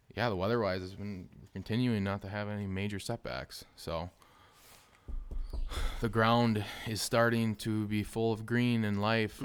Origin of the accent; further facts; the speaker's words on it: Southwest Wisconsin, United States; we're from Southwest, Southwest Wisconsin.